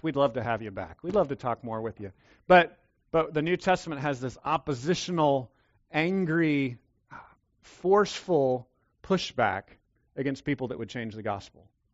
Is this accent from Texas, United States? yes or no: yes; Texas, United States; Yes, I'm a Texan